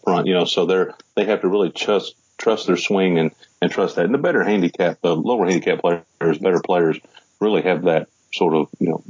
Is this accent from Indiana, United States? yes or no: yes; Charlestown, Indiana, United States; also born or lived in Louisville, Kentucky; I was born in Louisville, Kentucky, mm-hmm. and I grew up just across the river in a little town called Charlestown